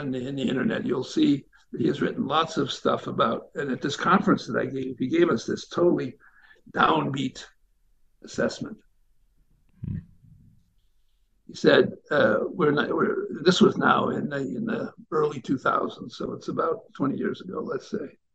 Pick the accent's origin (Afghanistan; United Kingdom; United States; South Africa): United States; being an American